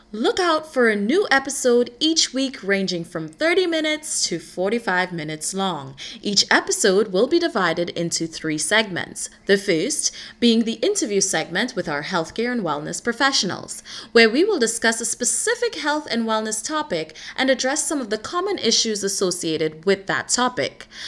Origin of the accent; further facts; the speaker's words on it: Trinidad & Tobago; moved away as an adult; also born or lived in United States; I was born and raised in the beautiful island of Trinidad, and I moved to the US to pursue higher education